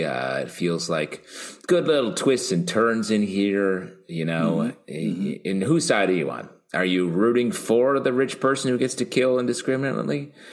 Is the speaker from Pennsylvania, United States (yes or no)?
no; New York, United States; as a New Yorker